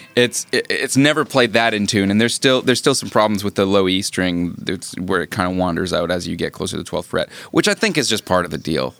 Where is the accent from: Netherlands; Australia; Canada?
Canada; I'm Canadian